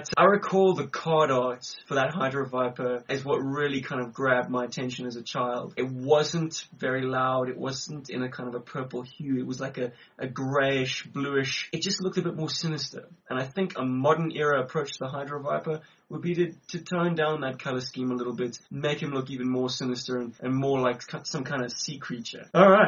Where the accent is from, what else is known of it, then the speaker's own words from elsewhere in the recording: Johannesburg, Gauteng, South Africa; we are from Johannesburg, we're in South Africa. It's rather unique being South African G.I. Joe collectors.